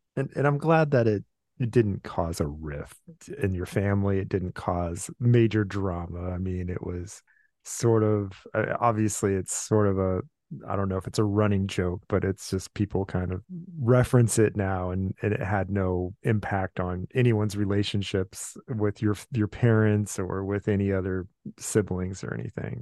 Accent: Southern California, United States; moved away as an adult; also born or lived in Van Nuys / Koreatown; I grew up in Southern California

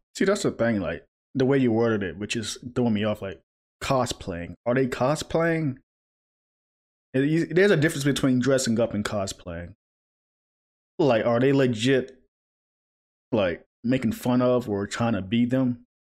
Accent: a small town in the South, United States; moved away; came from a smaller town, so a lot of rednecks and stuff, so not surprised there in the South

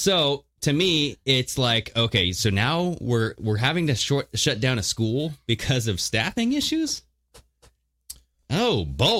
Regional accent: Modesto, California, United States; Because I grew up in Modesto, bro.

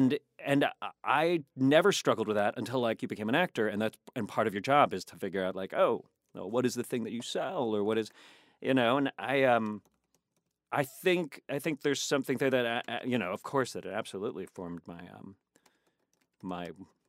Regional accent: the South, United States; now in Virginia, United States; I'm the Filipino slash Spanish slash I grew up in the South, you know?

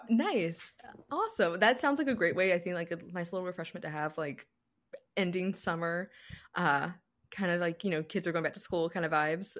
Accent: United States; I'm from Carolina

